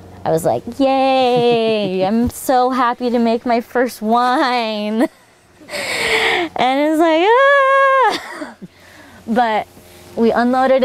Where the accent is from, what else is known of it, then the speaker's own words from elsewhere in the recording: San Diego, California, United States; moved away as an adult; now in Oregon, United States; I'm from San Diego. So I grew up through multiple firestorms